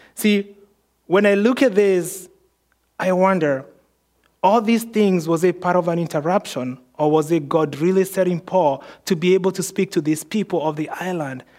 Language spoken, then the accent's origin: English; Kenya; moved away; I was born in Kenya.